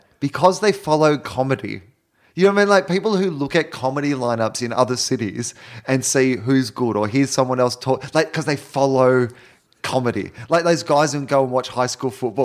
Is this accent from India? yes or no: no; Australia; Growing up in Australia